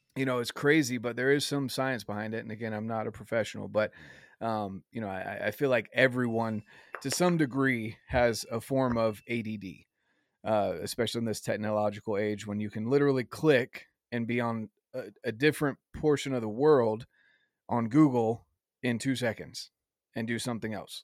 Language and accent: English; the South, United States; I was raised in the South